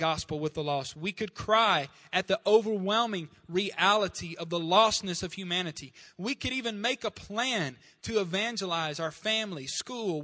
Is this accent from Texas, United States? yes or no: no; Star City, Arkansas, United States; moved away; my hometown of Star City